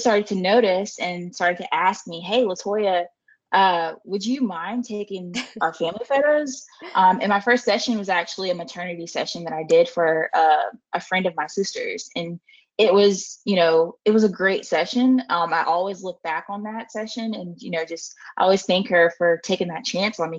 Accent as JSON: {"language": "English", "region": "South Carolina", "country": "United States", "also_born_or_lived": "upstate New York", "moved": "as an adult", "said": "I am from South Carolina"}